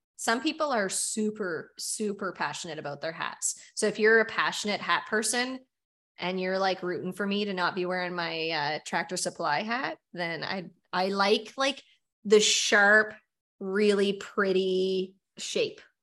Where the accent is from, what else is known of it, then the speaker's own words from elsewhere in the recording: Nova Scotia, Canada; we're from Nova Scotia